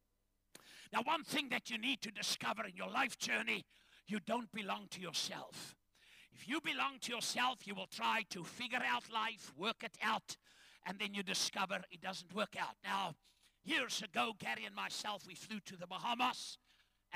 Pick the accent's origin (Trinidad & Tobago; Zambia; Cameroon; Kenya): Zambia; Ndola, Copperbelt Province; moved away; also born or lived in Chingola, Zambia; I was born in northern Rhodesia on the copper mines in a place called Shingola. It's today Zambia. We lived in a town called Ndola